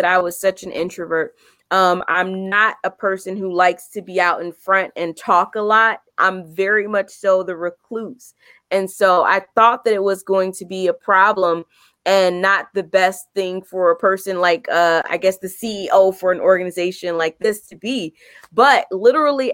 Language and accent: English; Chicago, Illinois, United States; my hometown is Chicago, and I still am here in Chicago. Love it here. Been here my entire life, worked here, grew up here